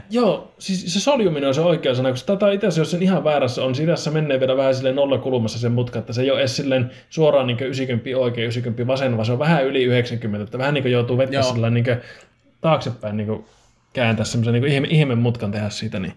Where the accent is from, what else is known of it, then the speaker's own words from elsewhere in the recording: Oulu, North Ostrobothnia, Finland; mäkin olen oululainen itse